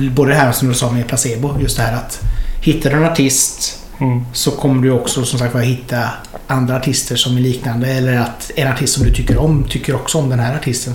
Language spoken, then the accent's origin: Swedish; Hunnebostrand, Västra Götaland, Sweden; moved away; när jag kom från Hunnebostrand